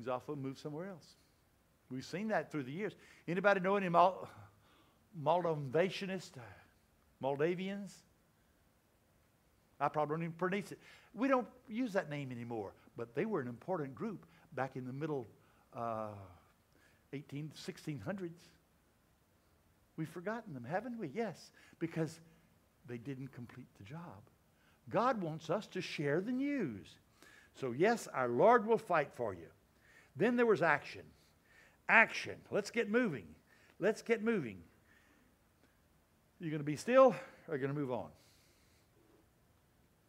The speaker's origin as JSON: {"language": "English", "region": "Louisiana", "country": "United States", "tie": "born or raised there", "said": "I grew up in Louisiana."}